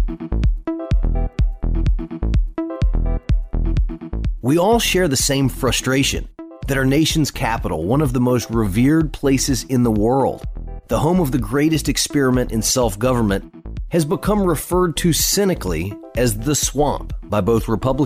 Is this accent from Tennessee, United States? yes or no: yes; East Tennessee, United States; also born or lived in Washington, D.C.; I grew up in East Tennessee and spent a lot of time in D.C. as the son of an influential 8-term member of Congress